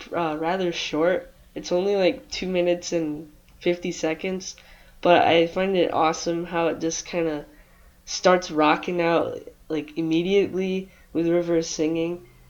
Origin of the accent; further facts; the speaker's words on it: Michigan, United States; I'm from Michigan